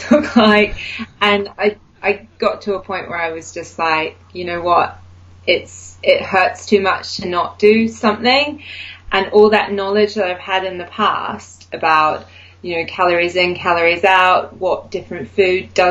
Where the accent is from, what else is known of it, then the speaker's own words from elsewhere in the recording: New Zealand; moved away as an adult; now in United Kingdom; I'm originally from New Zealand, but I've lived in the UK for the last nearly 11 years.